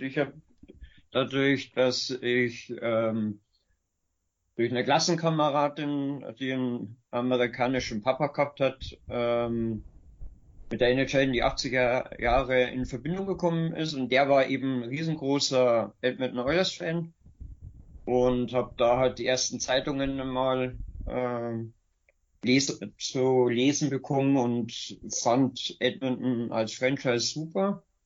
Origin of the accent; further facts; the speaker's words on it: Bavarian Forest, Germany; ich komme aus dem Bayerischen Wald ursprünglich